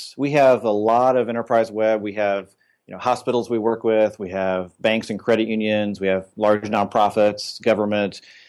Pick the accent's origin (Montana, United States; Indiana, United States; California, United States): Indiana, United States; But I grew up in Indiana and went to Ball State for school and studied architecture for a while